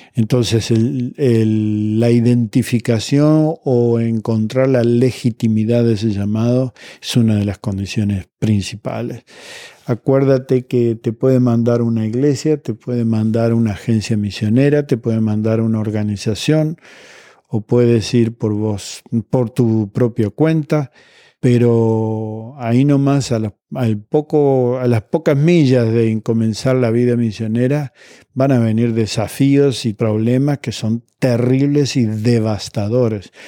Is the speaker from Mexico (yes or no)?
no; Argentina; en Argentina, mi país de origen